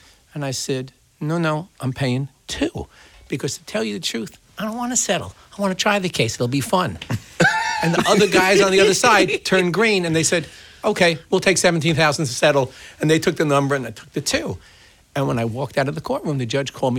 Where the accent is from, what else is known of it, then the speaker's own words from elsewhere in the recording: New York City, New York, United States; I'm from Brooklyn.